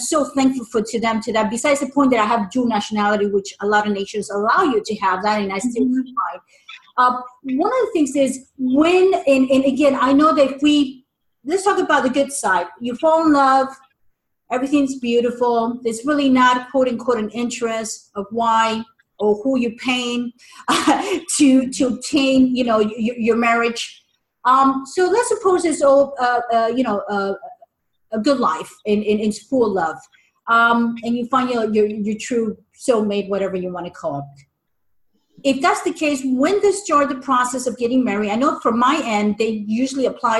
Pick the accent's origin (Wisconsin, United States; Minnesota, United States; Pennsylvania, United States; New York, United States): New York, United States; New York City; I am an immigrant myself. My parents were immigrants from Spain. And I was born in the Big Apple, New York City. Very proud of being an American, very proud of being a European Spaniard.